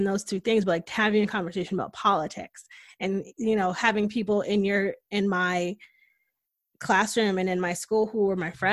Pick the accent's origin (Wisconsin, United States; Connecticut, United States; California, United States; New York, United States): Connecticut, United States; moved away as an adult; now in Austin, United States; growing up in Connecticut, Connecticut is very liberal and progressive